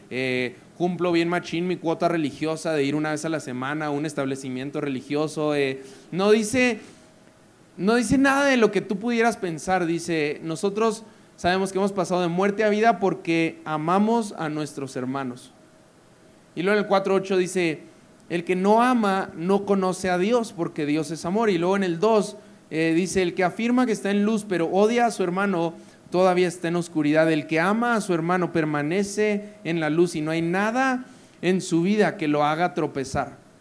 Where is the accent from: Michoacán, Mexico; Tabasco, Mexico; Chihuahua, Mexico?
Chihuahua, Mexico; Parral; also born or lived in Monterrey; soy norteño, nací en Parral, Chihuahua, que es una ciudadcita de 100.000 personas, 120 los que son optimistas. Eh, Duré allí de los 0 a los 17 años